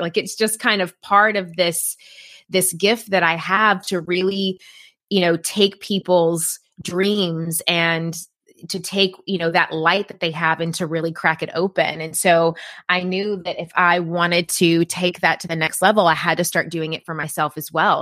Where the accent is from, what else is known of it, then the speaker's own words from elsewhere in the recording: Tennessee, United States; moved away as an adult; I'm originally from Tennessee